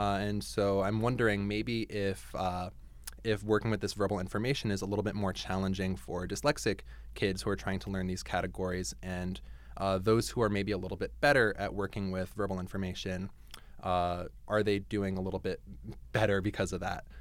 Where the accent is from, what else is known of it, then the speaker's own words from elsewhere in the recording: New Jersey, United States; moved away as an adult; also born or lived in Ohio; now in Canada; I grew up in Jersey